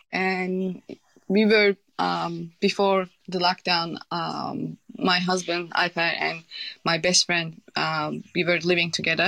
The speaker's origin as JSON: {"language": "English", "country": "Turkey", "second_language": "English", "said": "But I'm from Turkey. Turkey is not doing well at the moment."}